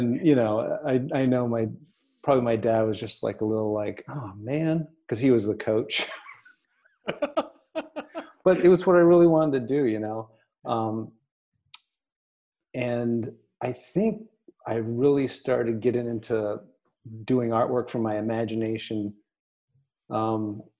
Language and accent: English; Durham, Maine, United States; I grew up basically in Durham, Maine